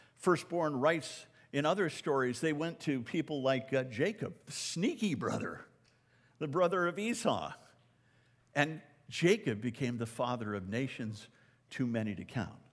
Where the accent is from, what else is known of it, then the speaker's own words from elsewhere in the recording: Canada; I'm a Canadian